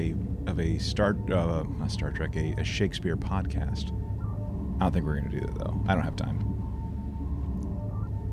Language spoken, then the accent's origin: English; the American South, United States; I'm a Southerner